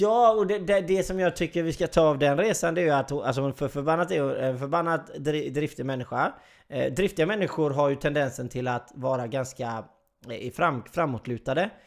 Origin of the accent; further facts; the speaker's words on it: Sweden; Jag är ju svensk